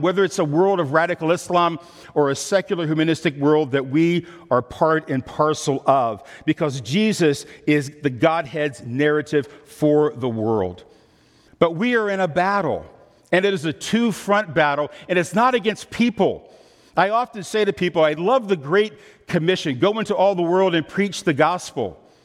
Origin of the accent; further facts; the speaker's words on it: Midwest, United States; I'm from the Midwest.